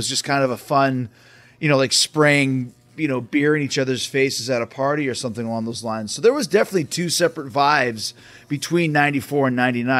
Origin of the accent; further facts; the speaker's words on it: Canada; moved away; also born or lived in Tennessee; I remember I was living in Tennessee at the time, which was the first place I ever really experienced MTV because I grew up in Canada.